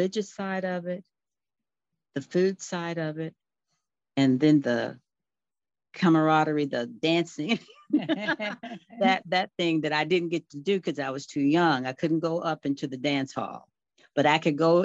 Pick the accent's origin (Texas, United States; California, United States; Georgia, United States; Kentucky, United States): Texas, United States; Fort Worth; I'm a Fort Worth native, a city girl